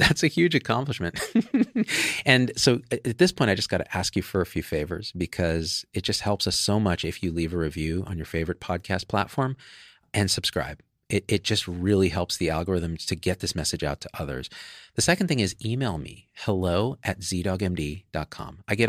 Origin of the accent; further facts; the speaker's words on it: Central Valley, California, United States; I grew up in the Central Valley of California around a lot of white people.